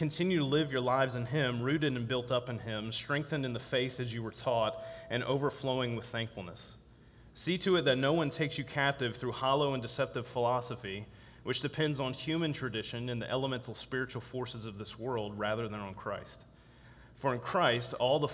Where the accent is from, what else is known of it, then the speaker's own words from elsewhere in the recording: Virginia, United States; Virginia, my home state